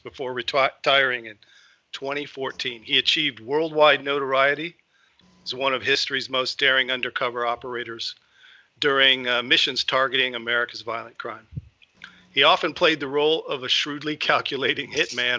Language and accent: English; Tucson, Arizona, United States; We grew up in Tucson, Arizona, and we were actually on the same youth football team when we were, I guess, 14